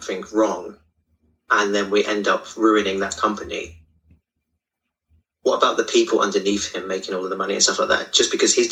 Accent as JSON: {"language": "English", "town": "Bury St Edmunds", "region": "East of England", "country": "United Kingdom", "tie": "born or raised there", "moved": "as an adult", "lives_now": "London, United Kingdom", "said": "I grew up in a small town, well, a small village outside of a town in Suffolk called Bury St Edmunds"}